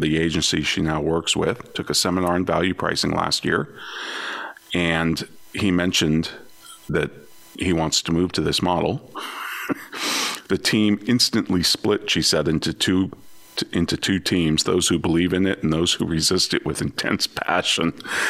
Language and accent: English; São Paulo, Brazil; English is a second language; now in Boise, United States; I was born and raised in Sao Paulo, Brazil